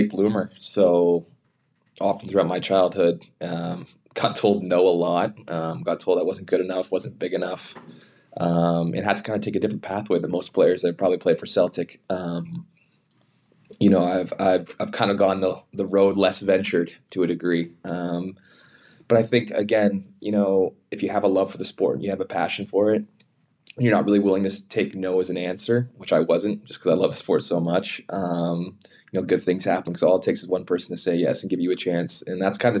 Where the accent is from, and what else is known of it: Canada